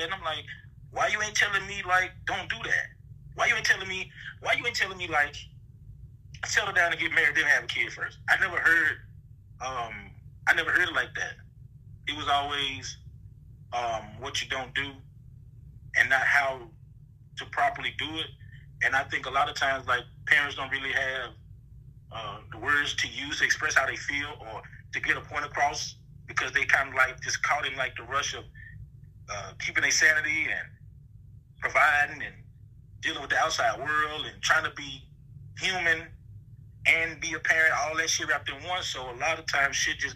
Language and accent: English; the South, United States; now in Austin, United States; growing up in the South